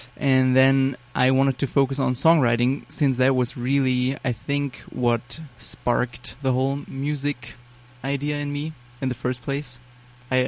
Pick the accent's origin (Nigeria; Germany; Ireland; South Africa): Germany; moved away as an adult; now in New York, United States; So I am from Germany